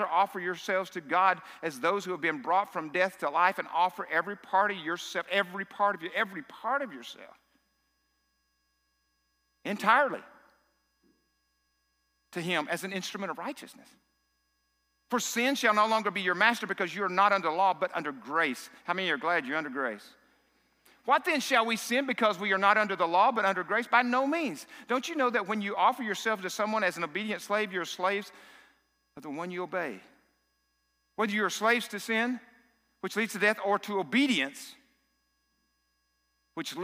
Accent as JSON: {"language": "English", "region": "South Arkansas", "country": "United States", "said": "I'm from South Arkansas."}